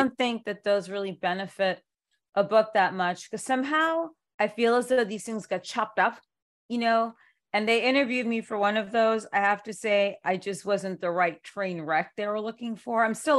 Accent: New York City, New York, United States; I grew up in New York City

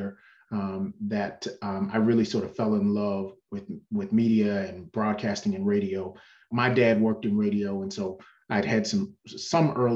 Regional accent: Washington, District of Columbia, United States; born and raised in Southeast D.C. and attended public high schools there in D.C.

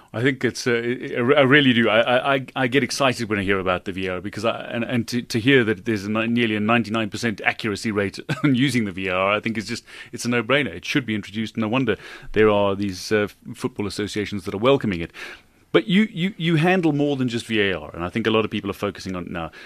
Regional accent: South Africa

